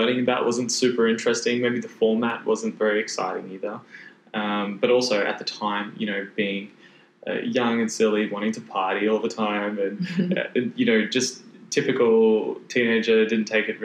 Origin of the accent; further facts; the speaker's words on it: Brisbane, Queensland, Australia; also born or lived in Gold Coast; because I was actually from Brisbane.